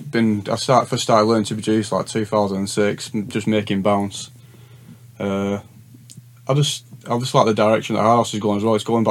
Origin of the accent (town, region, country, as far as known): Rossendale, North West England, United Kingdom